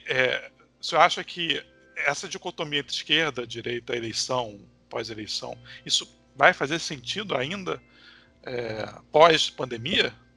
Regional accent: Nilópolis, Rio de Janeiro, Brazil; also born or lived in Niterói; eu sou da Baixada Fluminense e vim para Nilópolis agora, que é meu lugar de berço

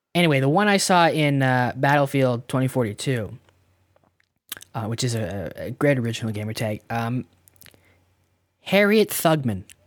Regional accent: Canada; we're Canadian

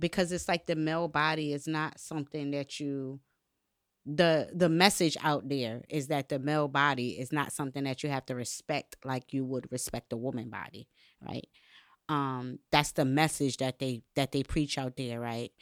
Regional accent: Bridgeport, Connecticut, United States; I grew up in Connecticut, Bridgeport, Connecticut

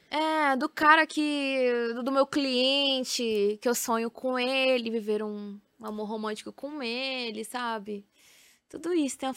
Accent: Feira de Santana, Bahia, Brazil; eu sou de Feira de Santana e algumas coisas ainda não chegam lá, sabe?

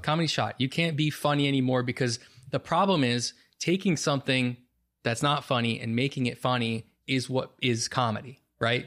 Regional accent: Bound Brook, New Jersey, United States; I grew up in Bound Brook, and the neighborhood in Bound Brook, just one street off of Main Street, it's all just residential.

